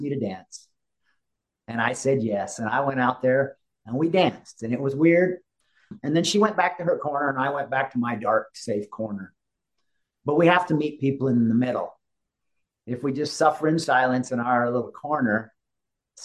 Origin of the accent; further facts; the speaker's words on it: Utah, United States; growing up the way I grew up in Utah and the Rocky Mountains